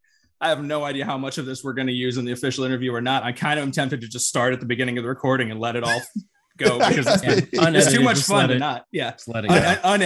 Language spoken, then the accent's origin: English; St. Louis, Missouri, United States; We're from St. Louis.